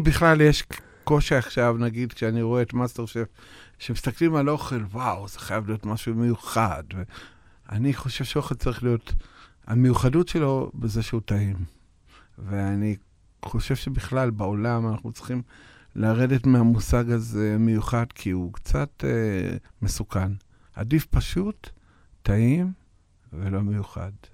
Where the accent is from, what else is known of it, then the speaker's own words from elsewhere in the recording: Russia; now in Israel; נולדתי ברוסיה ואני לבן